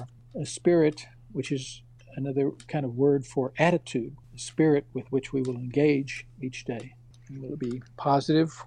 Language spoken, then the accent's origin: English; South Texas, United States; growing up in South Texas